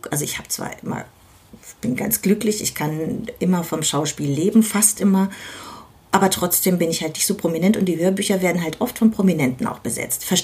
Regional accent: Berlin, Germany; Und ja, damit geht man ins Bett als Berliner Kind.

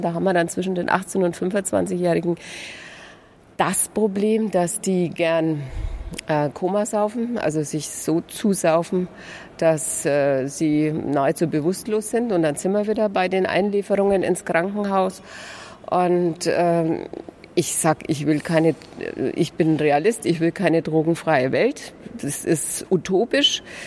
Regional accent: Lauf an der Pegnitz, Bavaria, Germany; Ich komme aus Bayern

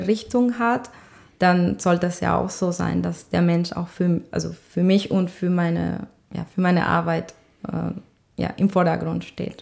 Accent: Colombia; German is a second language; moved away as an adult; now in Düsseldorf, Germany; Ich komme ja nämlich aus Kolumbien

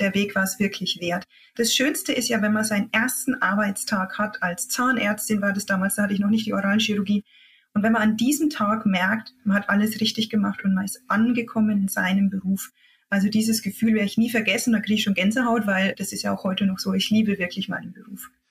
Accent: Upper Franconia, Bavaria, Germany; accent: Upper Franconian; also born or lived in Thuringia; Ich komme eigentlich aus Oberfranken, wie man das ein bisschen an meinem Dialekt hört

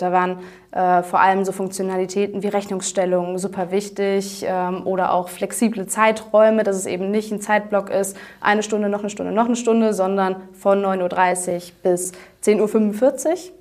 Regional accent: Aachen, North Rhine-Westphalia, Germany; moved away as an adult; now in Cologne, Germany; Aachen, äh, meine Heimat

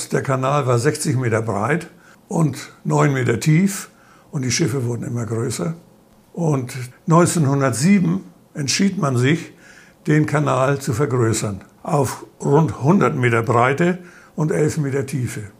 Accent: Schleswig-Holstein, Germany; In Dithmarschen, wo ich herkomme, nennt man das Dithmarscher bunte Reihe.

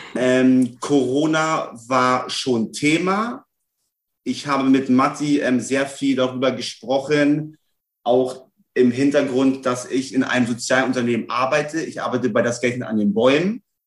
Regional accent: Celle, Lower Saxony, Germany; moved away as an adult; now in Hamburg, Germany; Ich äh, lebe seit elf Jahren in Hamburg, komme gebürtig aus Niedersachsen, Raum Celle

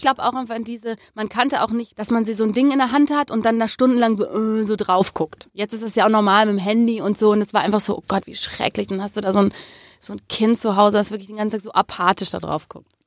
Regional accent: Remscheid, North Rhine-Westphalia, Germany; Ich bin aber in Remscheid groß geworden

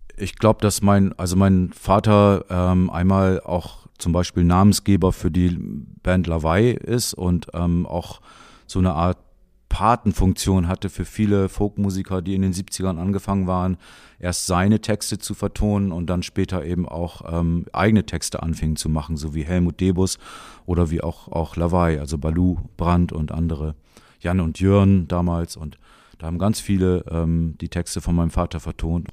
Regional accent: Jever, Lower Saxony, Germany; Ich bin in Jever aufgewachsen.

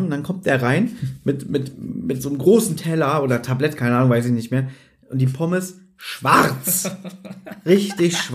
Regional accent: Berlin, Germany; Also gerade wo wir so aufgewachsen sind, wir sind ja am Hermannplatz zur Schule gegangen.

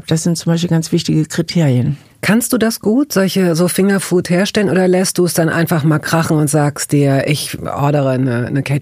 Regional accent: Hamburg, Germany; Also ich bin ja in Hamburg aufgewachsen, in Hamburg-Wellingsbüttel

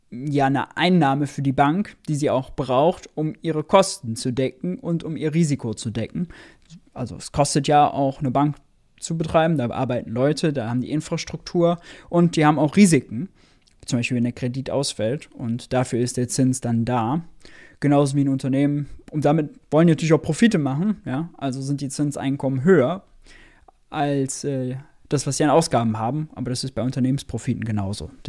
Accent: Mönchengladbach, North Rhine-Westphalia, Germany; Ich komme aus Mönchengladbach.

